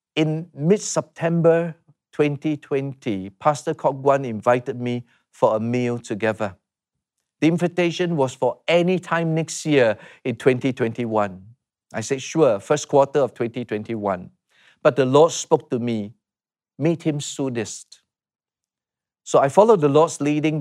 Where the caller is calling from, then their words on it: Singapore; I'm calling from Singapore